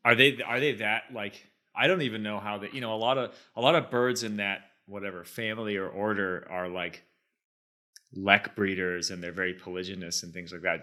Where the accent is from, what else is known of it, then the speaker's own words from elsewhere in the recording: Boston, Massachusetts, United States; when I was a kid, growing up around Boston